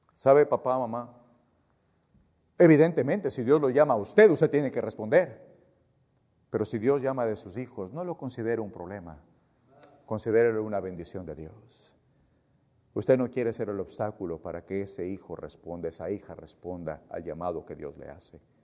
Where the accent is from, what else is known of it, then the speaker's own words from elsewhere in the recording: Ecuador; yo soy ecuatoriano